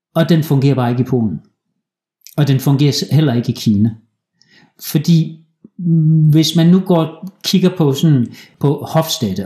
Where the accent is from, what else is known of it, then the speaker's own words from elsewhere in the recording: Denmark; moved away as an adult; also born or lived in Aalborg, Denmark; now in Poland; vi danskere